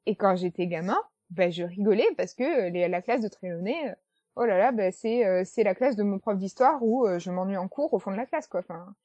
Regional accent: France; nous, en tant que français

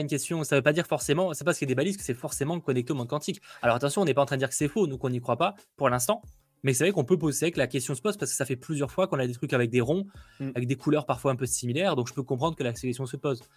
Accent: France; chez nous en France

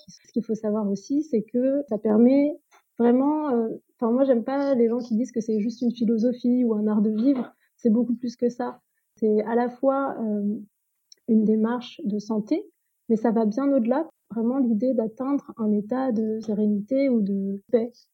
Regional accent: France; je suis née en France

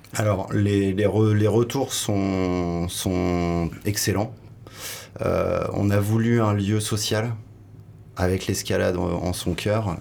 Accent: Sables-d'Or-les-Pins, Brittany, France; moved away as an adult; also born or lived in Nantes / Paris; now in Hossegor, France; J'ai grandi en Bretagne au Cap Fréhel, petite ville de 60 habitants qui s'appelle Sable d'Or-les-Pins

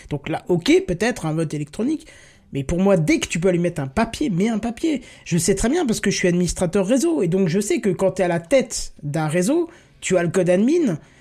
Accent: Grand Est, France; je viens du Grand Est

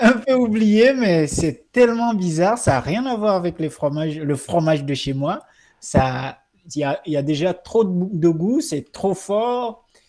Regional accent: Togo; now in Lyon, France; le Togo qui est mon pays.

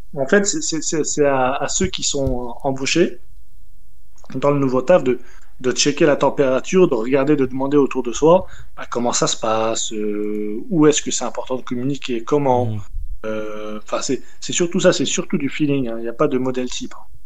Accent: France; moved away as an adult; also born or lived in Paris; Je suis pas de Paris, je suis à la base, euh, j'arrive de, province

